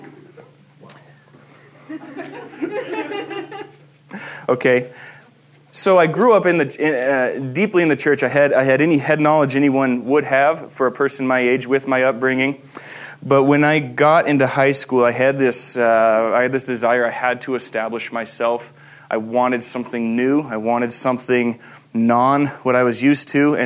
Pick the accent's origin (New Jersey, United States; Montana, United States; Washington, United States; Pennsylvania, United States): Montana, United States; Stevensville; moved away as an adult; also born or lived in Chester, Montana / Fort Benton, Montana / Missoula, Montana / Hampton, Virginia; where I lived, that's what I refer to as my home in terms of my upbringing. I'm from the Bitterroot.